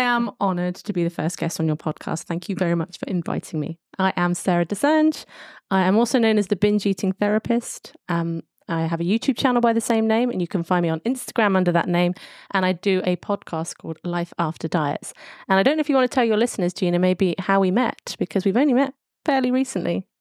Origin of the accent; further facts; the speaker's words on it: London, United Kingdom; I'm coming from London, a major city